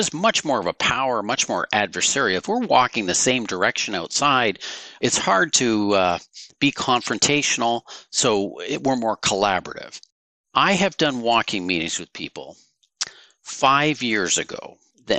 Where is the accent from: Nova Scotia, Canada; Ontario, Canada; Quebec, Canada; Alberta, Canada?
Ontario, Canada; Woodstock; also born or lived in New York; now in Guelph, Canada; I grew up in Woodstock, Ontario